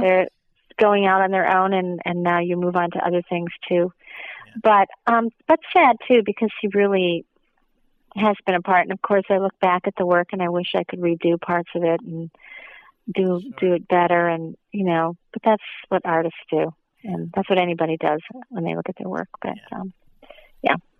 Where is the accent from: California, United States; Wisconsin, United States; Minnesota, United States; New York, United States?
Minnesota, United States; moved away; I'm from the Midwest. I'm from Minnesota, and so Cedar Rapids is just a couple hours south of where I'm originally from